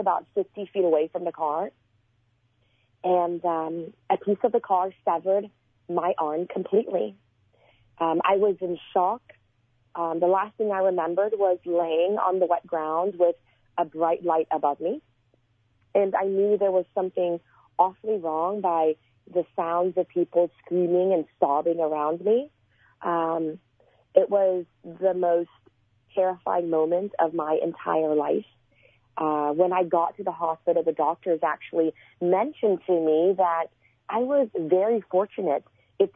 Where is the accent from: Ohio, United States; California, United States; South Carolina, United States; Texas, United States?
Texas, United States; Port Arthur; also born or lived in Houston, Texas; I was born in Port Arthur, Texas, and I had the same friends growing up until when I was about 15 years old